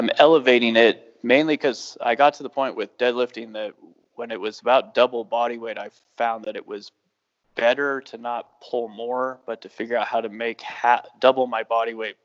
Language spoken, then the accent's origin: English; United States; moved away as an adult; also born or lived in Ireland; growing up in the United States